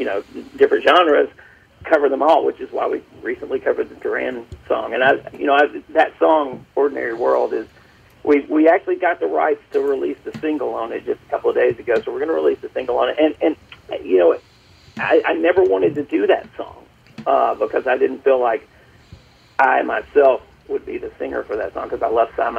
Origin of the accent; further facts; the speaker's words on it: Birmingham, Alabama, United States; I'm originally from Birmingham, Alabama.